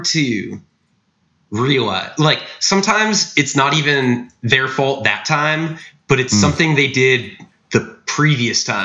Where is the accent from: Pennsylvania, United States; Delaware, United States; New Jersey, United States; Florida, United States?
Florida, United States; South; I'm from South Florida